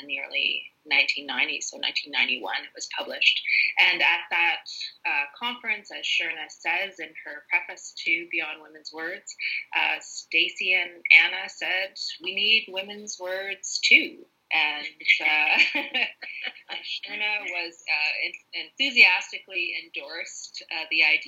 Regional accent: Toronto, Ontario, Canada; moved away as an adult; now in North Bay, Canada; I was born and raised in the Toronto area

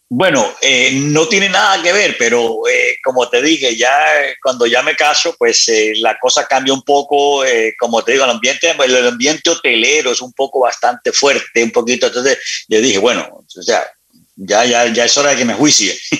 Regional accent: Barranquilla, Atlántico, Colombia; now in Miami, United States; nací en Barranquilla, luego nos trasladamos con mi madre, nos trasladamos a la ciudad de Miami

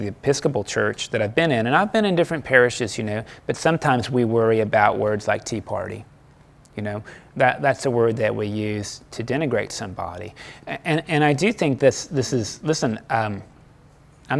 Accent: United States; As an American

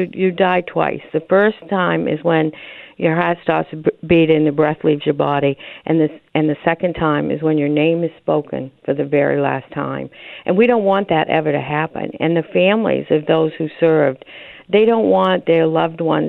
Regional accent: Maine, United States; I'm from Maine.

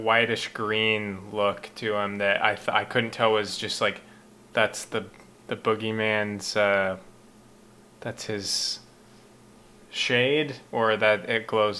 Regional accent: Utah, United States; now in Long Beach, United States; so I'm from Utah. I'm very happy to be moved away from Utah and living in Long Beach, California now.

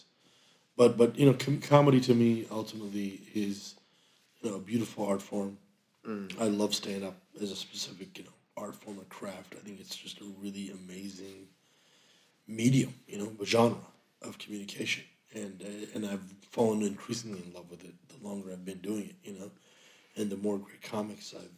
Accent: United States; Our experience as American Muslims

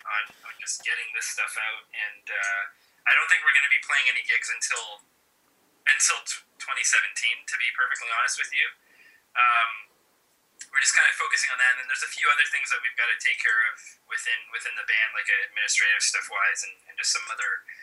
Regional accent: Canada; as a Canadian

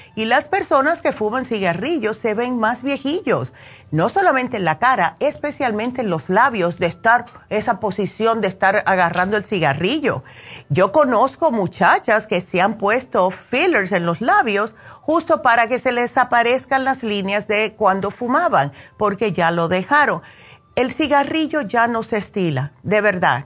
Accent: New Jersey, United States; moved away; yo me crié en New Jersey

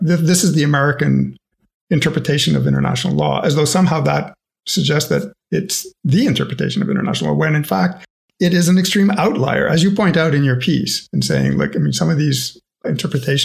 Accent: Canada; I'm Canadian

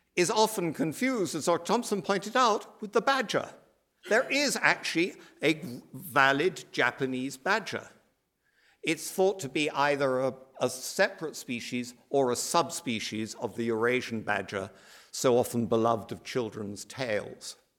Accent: United Kingdom; also born or lived in Ireland; as you can probably tell from my accent, I come from that other island archipelago

